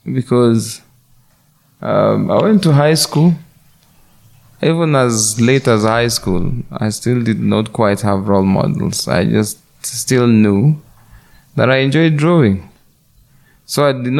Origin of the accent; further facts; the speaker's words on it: Kenya; I'm a Kenyan by birth, an artist by profession.